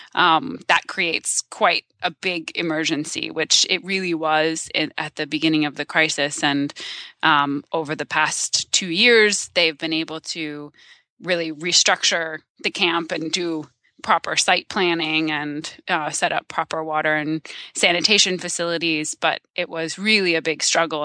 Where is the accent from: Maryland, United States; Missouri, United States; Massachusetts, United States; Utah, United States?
Maryland, United States; Silver Spring; I am from the Maryland suburbs of Washington, D C.